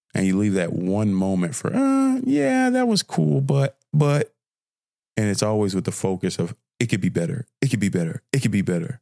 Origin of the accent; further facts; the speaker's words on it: Fort Worth, Texas, United States; also born or lived in Nigeria; a fine young brother from Fort Worth, Texas, by way of Nigeria, 'cause I'm Nigerian, but I'm from here